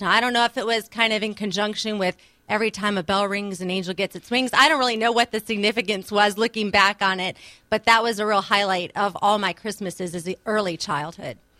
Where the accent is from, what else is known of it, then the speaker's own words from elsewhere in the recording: outside of Richmond, Virginia, United States; I was born outside of Richmond, Virginia